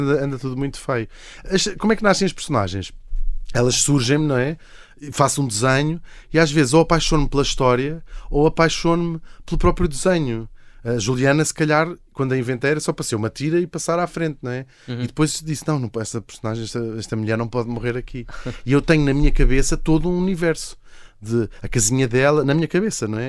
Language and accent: Portuguese; Portugal; fingir que não sou português